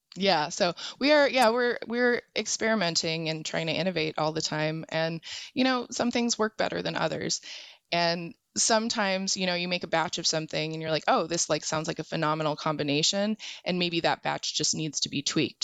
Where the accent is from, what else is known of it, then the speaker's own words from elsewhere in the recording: Arizona, United States; I'm from Arizona